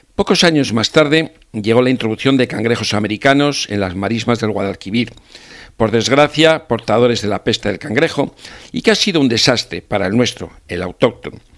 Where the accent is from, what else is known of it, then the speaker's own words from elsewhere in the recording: Cervera de Pisuerga, Castile and León, Spain; Cervera de Pisuerga, el lugar de encuentro, donde yo, siendo leonés, me crié con mi familia